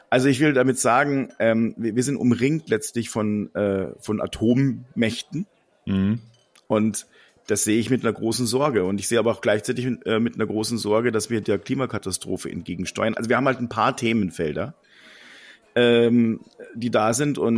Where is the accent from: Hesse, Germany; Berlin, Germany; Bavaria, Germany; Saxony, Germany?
Bavaria, Germany; ich komme aus der aus Ostbayern